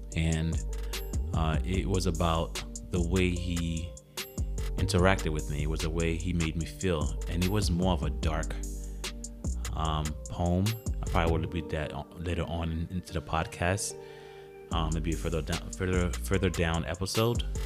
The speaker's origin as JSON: {"language": "English", "country": "Haiti", "tie": "born or raised there", "said": "my nationality is, is Haitian. So my father was born in Haiti and I was born in Haiti"}